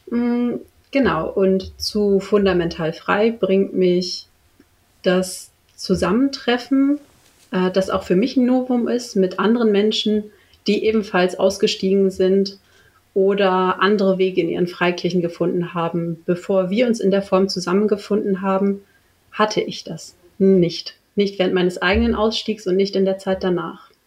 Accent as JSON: {"language": "German", "region": "Northern Germany", "country": "Germany", "moved": "yes", "lives_now": "Berlin, Germany", "said": "und ich wohne in Berlin. Ich komme jedoch ursprünglich aus Norddeutschland und bin jetzt seit ungefähr zehn Jahren in der Hauptstadt."}